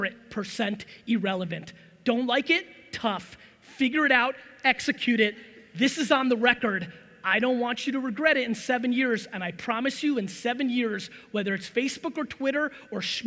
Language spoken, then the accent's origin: English; New Jersey, United States; also born or lived in Soviet Union; I'm from Jersey. This is how I talk.